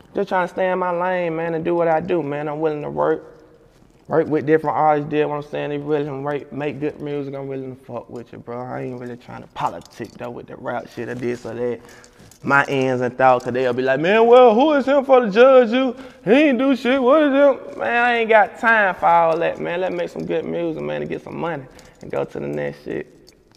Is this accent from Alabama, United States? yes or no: yes; Montgomery, Alabama, United States; in my hometown too. I just throw the big party in Montgomery, Alabama